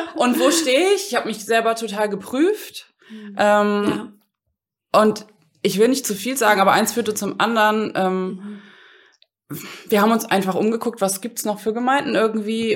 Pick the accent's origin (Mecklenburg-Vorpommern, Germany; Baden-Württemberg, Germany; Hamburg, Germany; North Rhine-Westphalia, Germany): Hamburg, Germany; moved away as an adult; also born or lived in Rhein-Main area / Frankfurt; now in Langen, Germany; ich komme ursprünglich aus Hamburg, aber lebe jetzt seit, oh Mann, 15